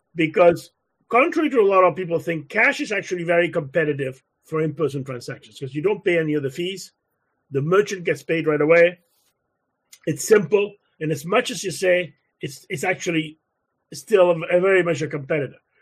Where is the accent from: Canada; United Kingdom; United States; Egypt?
Canada; I'm a Canadian